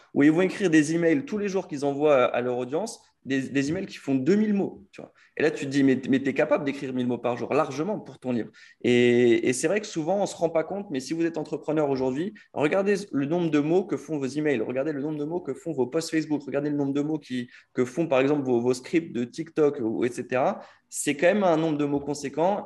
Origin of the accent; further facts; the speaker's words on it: France; nous, en tant que Français